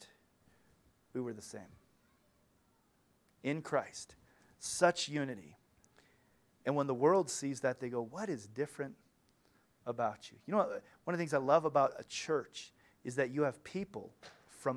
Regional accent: United States; When I was in Ukraine, I was from the United States of America

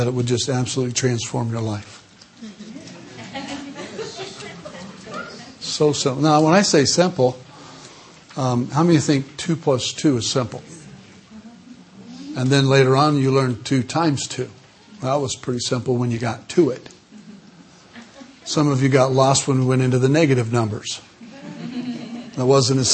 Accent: Southern California, United States; In Southern California, we wait till the last minute for everything

